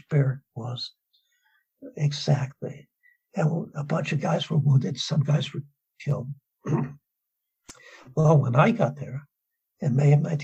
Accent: Southern California, United States; I grew up in Southern California.

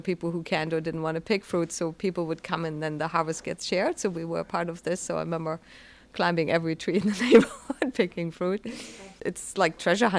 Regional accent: Germany; moved away as an adult; also born or lived in British Columbia, Canada; now in Lunenburg, Canada; I'm originally from Germany and moved to the west coast

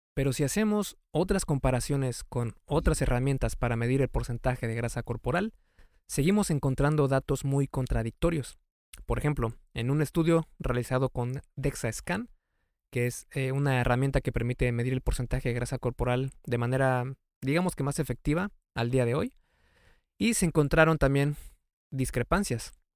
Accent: Mexico; en México, de donde yo soy

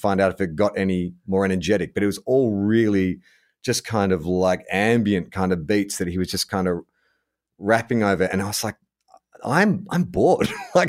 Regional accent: Kentucky, United States; I'm not saying from the United States. I'm from Kentucky. You know where Kentucky is?

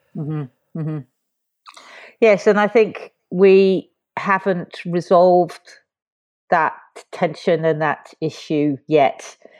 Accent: London, United Kingdom; moved away as an adult; now in Fort William, United Kingdom; I was brought up in South London

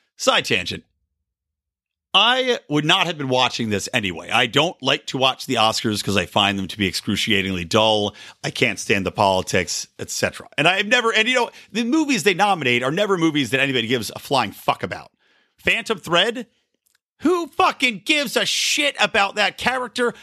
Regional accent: Philadelphia, Pennsylvania, United States; now in West Coast, United States; I'm from Philadelphia

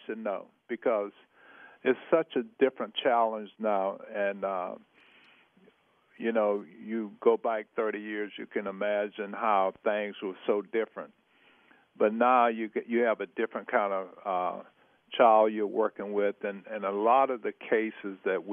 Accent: Vidalia, Georgia, United States; now in Pittsburgh, United States; We built a home in Vidalia, Georgia, my hometown, the home of the great sweet onions

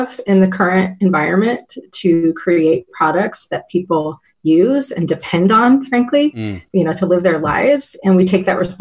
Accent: Lafayette, Louisiana, United States; moved away as an adult; also born or lived in Nashville, Tennessee; now in Seattle, United States; So I moved to Louisiana in second grade and was there until I left for college in 18. But I was actually born in Nashville.

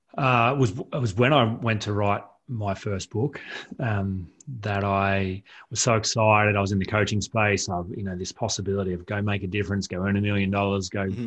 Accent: Collector, New South Wales, Australia; moved away as an adult; also born or lived in Goulburn, New South Wales; I'm from a, a rural town, um, you know, town of 150 people uh, in Collector, rural New South Wales.

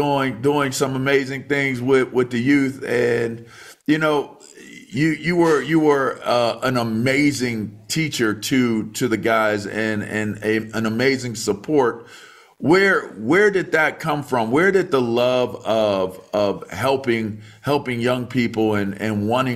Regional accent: Pittsburgh, Pennsylvania, United States; I was born in Pittsburgh

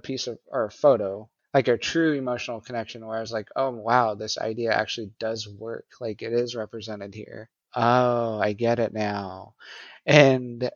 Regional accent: New Mexico, United States; moved away; I'm originally from New Mexico.

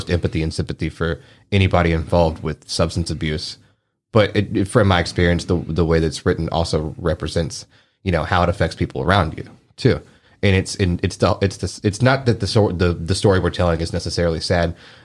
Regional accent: United States; We grew up in DeSoto County, and... it's bad down there.

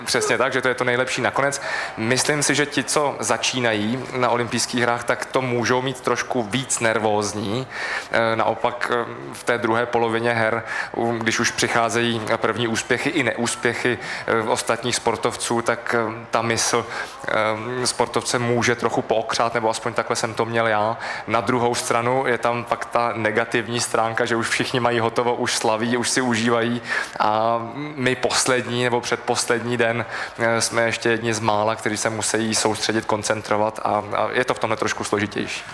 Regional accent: Prague, Czechia; jsem vyrůstal ve Vršovicích

